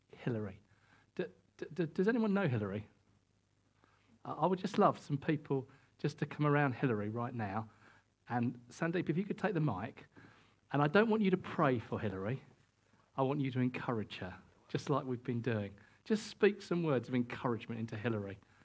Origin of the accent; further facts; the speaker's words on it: United Kingdom; we're British and we don't do this sort of thing very much